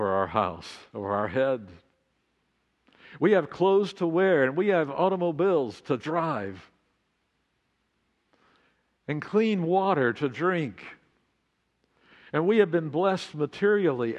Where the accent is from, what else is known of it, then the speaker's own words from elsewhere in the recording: Amarillo, Texas, United States; now in Laguna Beach, United States; U.S. 66 that ran right through my hometown, now I-40.